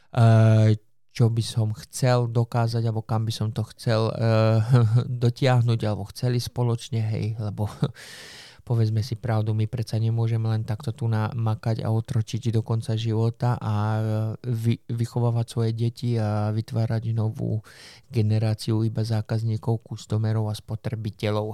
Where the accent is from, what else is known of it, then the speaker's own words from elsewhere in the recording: Slovakia; som zo Slovenska